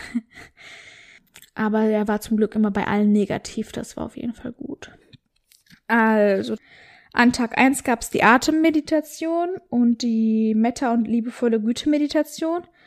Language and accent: German; North Rhine-Westphalia, Germany; moved away; das war so ein Seminarhaus in Westfalen und das Coole war, das war bei mir so in der Nähe, wo ich aufgewachsen bin damals